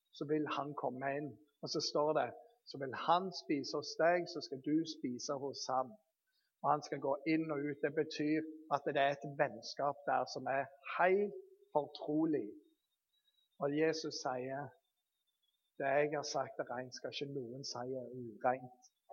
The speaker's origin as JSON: {"language": "Norwegian", "town": "Bergen", "region": "Vestland", "country": "Norway", "tie": "born or raised there", "said": "Jeg er født i Bergen"}